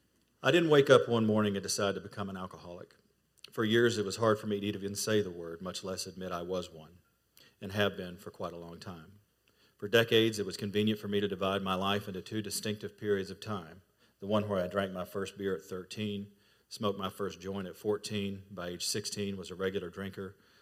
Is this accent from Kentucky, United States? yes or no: yes; Kentucky, United States; moved away as an adult; also born or lived in Fort Lauderdale, Florida; my home state of Kentucky